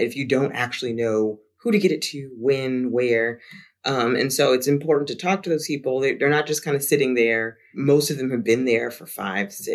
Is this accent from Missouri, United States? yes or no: no; South Florida, United States; moved away; also born or lived in Jacksonville; I'm from South Florida too, just a while ago